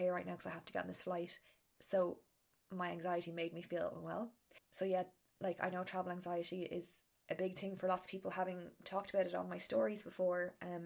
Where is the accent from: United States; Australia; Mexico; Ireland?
Ireland; being Irish because we don't like asking for help